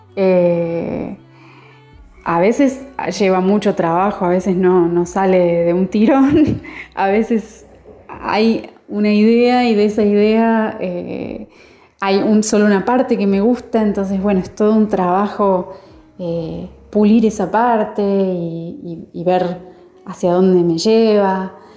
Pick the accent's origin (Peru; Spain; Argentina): Argentina; Córdoba; No solamente soy cordobesa, sino que gran parte de mi familia es jujeña